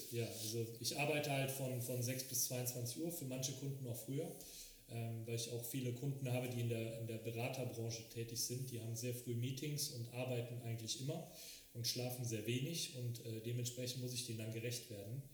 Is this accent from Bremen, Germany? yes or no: no; Frechen, North Rhine-Westphalia, Germany; weil ich in, ähm, in Frechen geboren worden bin